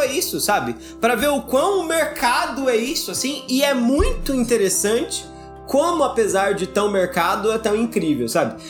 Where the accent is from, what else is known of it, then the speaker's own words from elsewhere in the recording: Brazil; A gente, a gente nasceu no Brasil